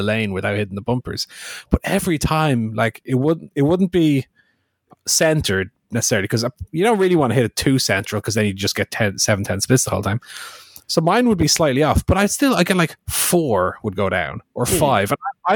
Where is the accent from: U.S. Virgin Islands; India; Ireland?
Ireland; As far as being an Irish